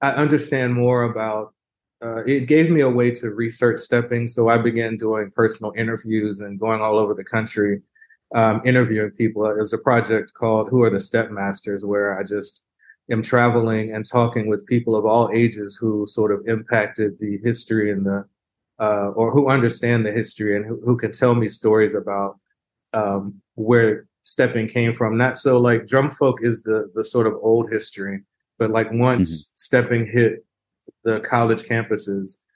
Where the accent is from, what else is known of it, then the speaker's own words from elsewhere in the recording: Houston, Texas, United States; I grew up in Houston